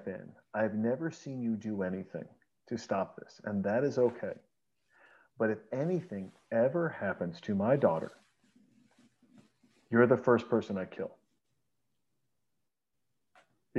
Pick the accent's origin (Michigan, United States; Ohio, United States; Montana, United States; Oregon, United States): Montana, United States; moved away; And I was raised in Montana